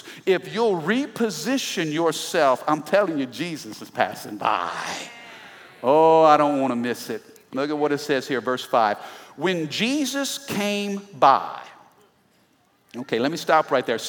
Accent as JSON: {"language": "English", "region": "Midwest", "country": "United States", "said": "I'm from the Midwest"}